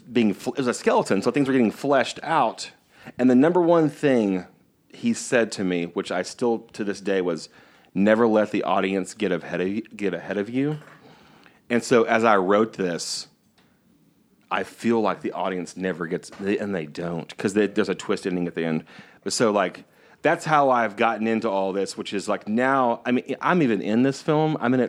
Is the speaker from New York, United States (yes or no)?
no; Missouri, United States; Growing up in the Boot Hill of Missouri, Texas, Mississippi, the only way to be close to like film or be close to acting was just to be an actor.